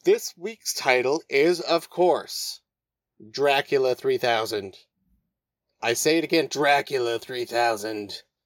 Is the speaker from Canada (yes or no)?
yes; Moose Jaw, Saskatchewan, Canada; I grew up in Moose Jaw